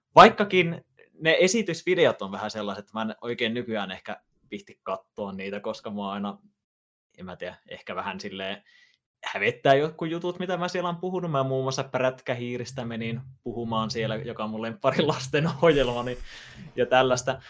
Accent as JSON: {"language": "Finnish", "town": "Ylivieska", "region": "North Ostrobothnia", "country": "Finland", "said": "mä oon Ylivieskasta, Pohjois-Pohjanmaalta kotosi"}